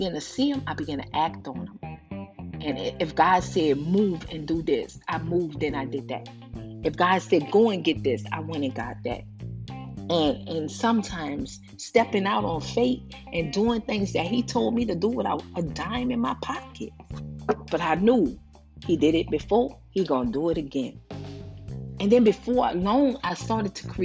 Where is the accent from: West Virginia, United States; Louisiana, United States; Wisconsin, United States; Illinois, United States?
Louisiana, United States; New Orleans; also born or lived in San Francisco, California; now in Houston, United States; I'm in Houston, Texas. I'm from New Orleans, born in San Francisco.